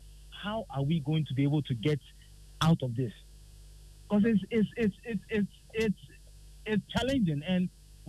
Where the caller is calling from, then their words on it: Accra, Greater Accra, Ghana; calling from Asylum Down.